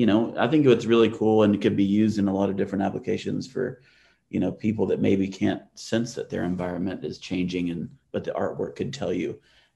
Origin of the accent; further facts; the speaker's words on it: Atlanta, Georgia, United States; I grew up in Atlanta